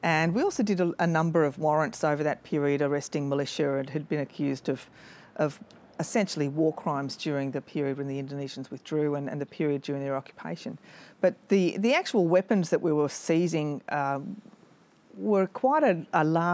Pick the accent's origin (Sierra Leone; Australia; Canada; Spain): Australia; South Coast, New South Wales; I grew up on the South Coast, New South Wales, and I joined the AFP in 1990.